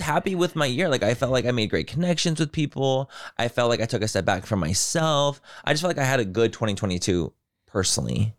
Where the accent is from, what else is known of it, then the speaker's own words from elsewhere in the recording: San Diego, California, United States; I'm from San Diego, so I've only ever known California